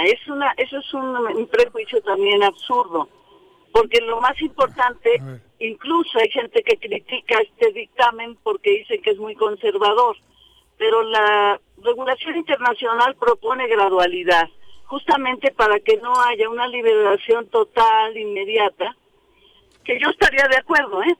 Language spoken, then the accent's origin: Spanish; Mexico City, Mexico; Yo nací en la Ciudad de México.